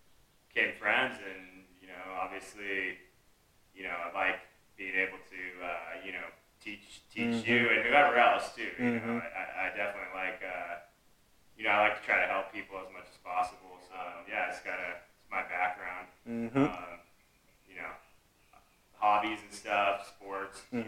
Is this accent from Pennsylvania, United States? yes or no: no; San Diego, California, United States; I grew up in San Diego. It's kind of just typical, like, suburb life out here